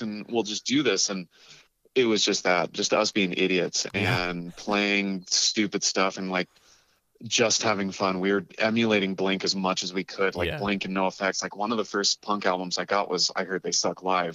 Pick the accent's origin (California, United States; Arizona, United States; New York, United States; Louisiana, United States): California, United States; Carlsbad; also born or lived in Colorado; I grew up in North County, San Diego, in a town called Carlsbad. Uh, moved there when I was about eight years old from Colorado and kind of stayed in San Diego for most of my life past